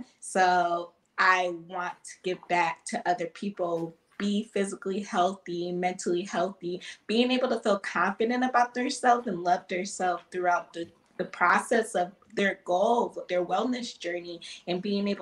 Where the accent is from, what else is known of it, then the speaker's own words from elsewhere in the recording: Lansing, Michigan, United States; I'm 25. I'm from Lansing. I'm a personal trainer here